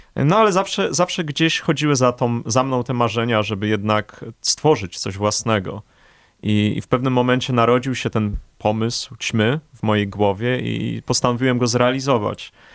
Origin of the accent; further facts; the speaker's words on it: Warsaw, Masovian Voivodeship, Poland; obaj jesteśmy warszawiakami od urodzenia, z krwi i kości